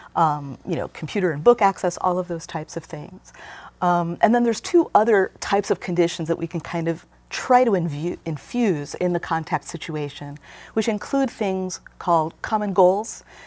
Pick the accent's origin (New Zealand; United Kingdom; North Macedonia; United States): United States; Gary, Indiana; moved away; I was growing up in Gary in the seventies and eighties